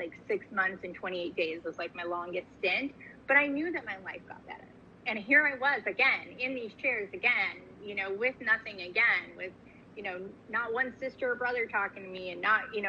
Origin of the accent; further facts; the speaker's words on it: California, United States; also born or lived in New York; I was born in New York, grew up in California, back to New York, back to California, with some other cities sprinkled in there as well.